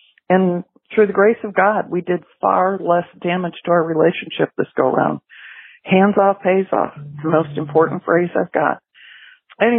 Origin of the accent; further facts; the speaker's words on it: Milford, Michigan, United States; now in Florida, United States; I grew up out in Milford, Michigan, which is not far from Ann Arbor